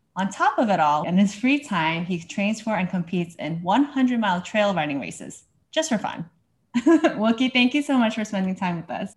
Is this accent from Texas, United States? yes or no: no; New Jersey, United States; I'm from New Jersey.